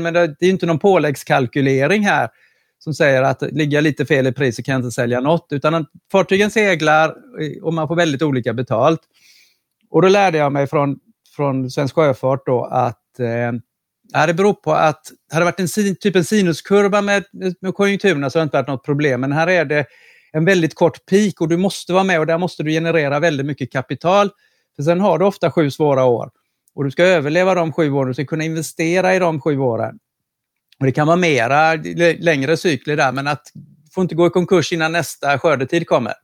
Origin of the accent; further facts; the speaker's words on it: Karlskrona, Blekinge, Sweden; på 80-talet eh, när jag var ung i Karlskrona